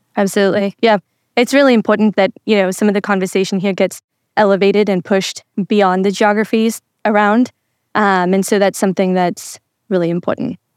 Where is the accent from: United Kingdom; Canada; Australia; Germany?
Australia; Sydney, New South Wales; I'm from Sydney